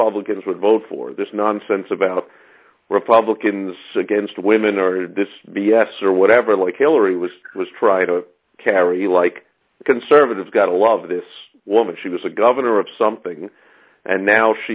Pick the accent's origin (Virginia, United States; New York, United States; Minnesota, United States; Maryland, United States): New York, United States; New York City; I'm from New York, so I grew up in the city that hosts the U.N.